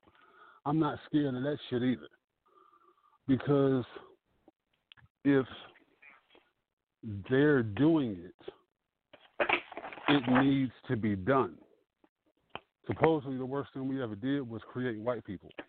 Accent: Detroit, Michigan, United States; moved away as an adult; also born or lived in Pennsylvania; now in South Carolina, United States; I'm born and raised in Detroit, Muslim Temple number 1.

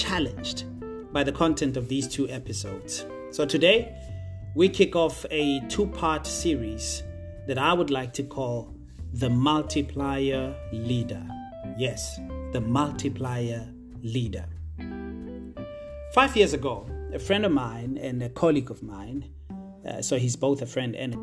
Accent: Potchefstroom, North West, South Africa; I was born and bred in a small town in the northwest province of South Africa called Potchefstroom, more specifically in a township called Ikageng

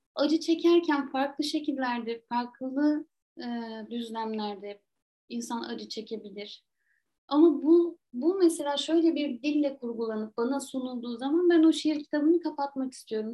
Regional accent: Trabzon, Turkey; moved away; Trabzon benim hani doğup büyüdüğüm şehir

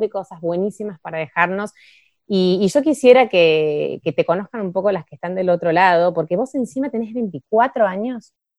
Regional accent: Bahía Blanca, Buenos Aires Province, Argentina; moved away as an adult; now in Ushuaia, Argentina; yo nací en Bahía, viví toda mi adolescencia, mi infancia, no sé qué, después terminé el colegio y yo me fui a estudiar a Buenos Aires

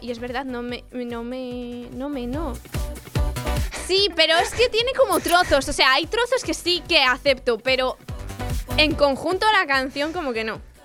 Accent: Asturias, Spain; mi tierra

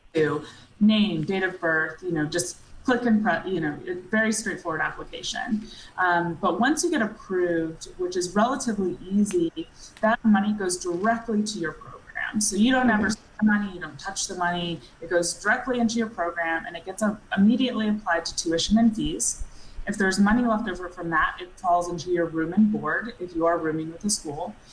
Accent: Atlanta, Georgia, United States; moved away as an adult; I grew up in Georgia from, you know, yeah. Uh, Atlanta

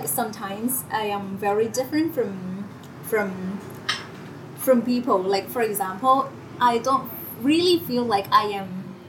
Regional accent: Krabi, Thailand; moved away as an adult; my my hometown in Krabi

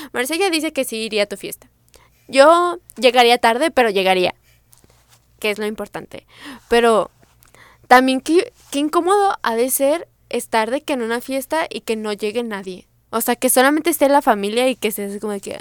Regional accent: Mexico City, Mexico; mi ciudad natal, o sea, Ciudad de México

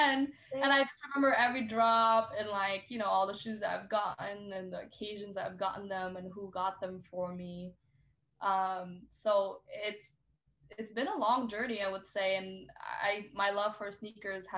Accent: Vietnam; now in Seattle, United States; I grew up in Vietnam

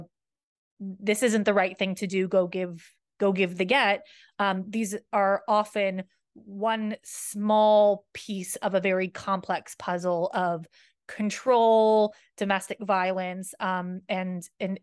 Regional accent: United States; moved away; I'm from America

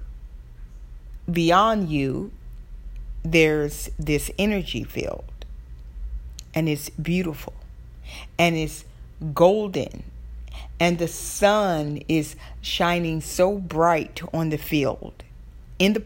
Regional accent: the South, Southern United States, United States; accent: Southern; my Southern accent

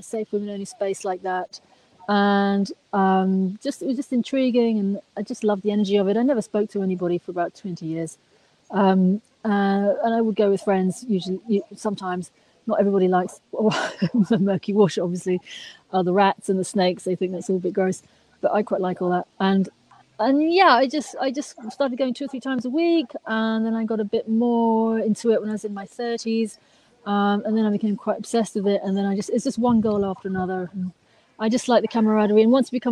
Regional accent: London, United Kingdom; I'm from Hampstead in North London originally, Camden.

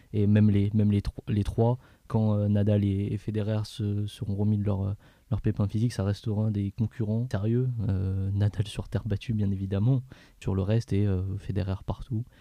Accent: France; en tant que Français

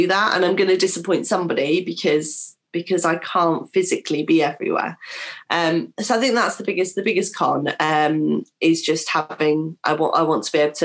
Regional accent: King's Lynn, East of England, United Kingdom; as a Norfolk girl myself, I was born in Kings Lane

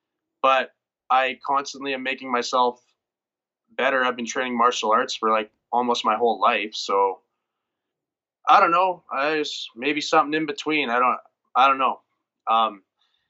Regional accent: Bonnyville, Alberta, Canada; moved away; also born or lived in Edmonton; I want to represent my hometown really well. Bonneville, it's just a town of 7,000 where I grew up

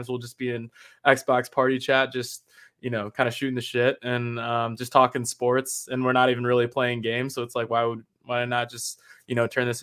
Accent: Chicago, Illinois, United States; moved away as an adult; also born or lived in Rockford, Illinois; now in Boston, United States; I went to high school in Chicago

